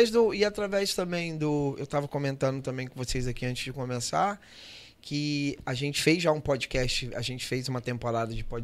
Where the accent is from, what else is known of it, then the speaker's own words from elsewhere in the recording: Porto Velho, Rondônia, Brazil; Eu sou de Porto Velho